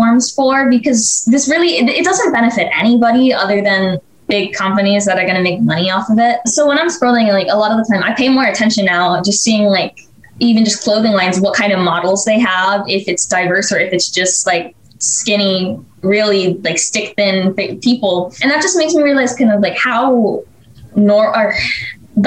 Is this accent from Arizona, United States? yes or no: yes; Arizona, United States; I'm 15 and I'm from Arizona